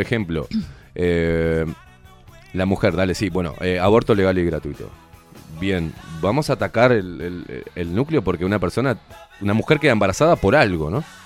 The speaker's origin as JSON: {"language": "Spanish", "country": "Uruguay", "said": "como uruguayo"}